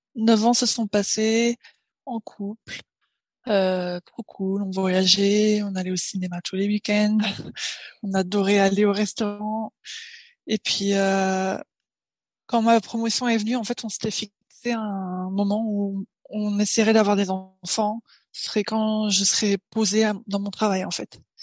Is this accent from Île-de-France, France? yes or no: yes; Paris, Île-de-France, France; moved away as an adult; now in Tokyo, Japan; je suis née à Paris et là maintenant j'habite à Tokyo. Ça va faire huit ans